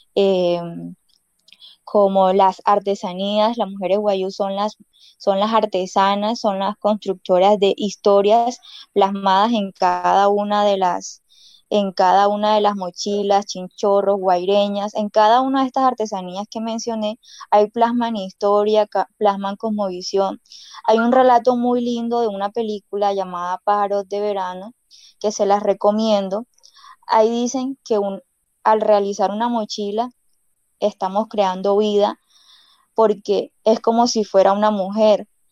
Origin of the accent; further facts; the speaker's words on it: Uribia, La Guajira, Colombia; first language Wayuunaiki; Spanish is a second language; no hemos olvidado nuestra lengua guayunaqui, que es nuestra lengua materna